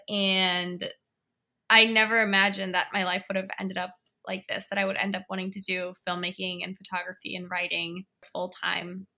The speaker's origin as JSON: {"language": "English", "town": "Washington", "region": "District of Columbia", "country": "United States", "tie": "born or raised there", "said": "I was born and raised in Washington, D C, and I live in, in D C now as well"}